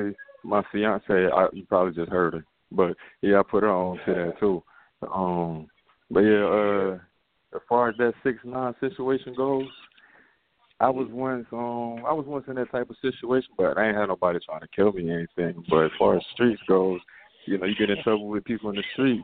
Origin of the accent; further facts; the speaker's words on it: New York City, New York, United States; I'm from Queens